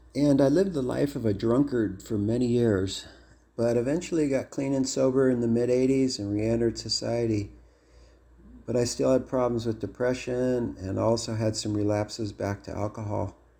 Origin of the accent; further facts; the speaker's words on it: Los Angeles, California, United States; also born or lived in Seattle; I was born in Seattle in nineteen sixty, the youngest of seven kids, but we moved to Los Angeles when I was around kindergarten age